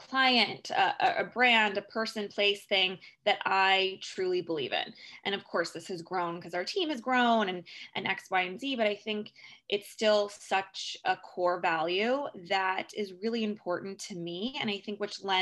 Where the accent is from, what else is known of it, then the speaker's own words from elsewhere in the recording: San Francisco, California, United States; moved away as an adult; now in New York, United States; I am originally from San Francisco, and I moved to New York about 10 years ago